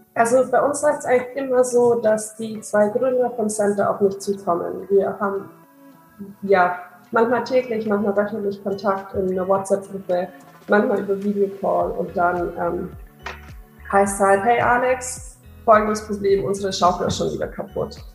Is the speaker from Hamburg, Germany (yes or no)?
no; near Augsburg, Bavaria, Germany; moved away as an adult; now in Maastricht, Netherlands; ich komme eigentlich aus der Nähe von Augsburg